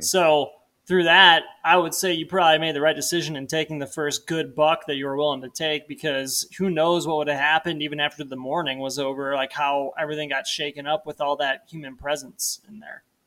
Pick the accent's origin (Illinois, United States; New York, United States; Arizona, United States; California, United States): Illinois, United States; moved away as an adult; now in Missoula, United States; I, like, moved out from Illinois growing up in the Midwest to Montana